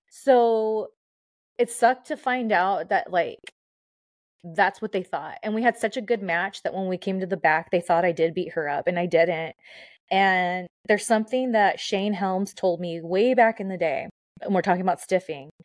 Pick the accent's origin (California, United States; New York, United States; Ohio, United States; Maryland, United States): California, United States; Southern; I'm from SoCal